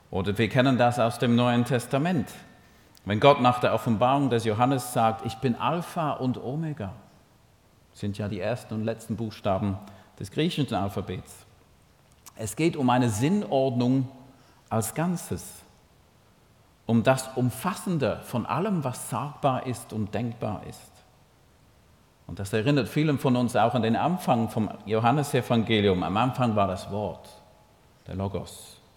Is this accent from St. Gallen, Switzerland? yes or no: yes; St. Gallen, Switzerland; accent: Toggenburg; Und ich versuche mit meinem Toggenburger Akzent.